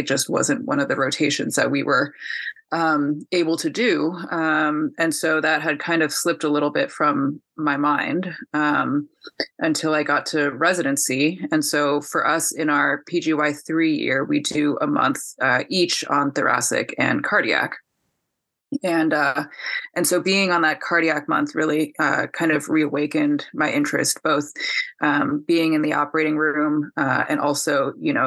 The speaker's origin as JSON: {"language": "English", "region": "California", "country": "United States", "moved": "yes", "lives_now": "Ann Arbor, United States", "said": "I am from California originally"}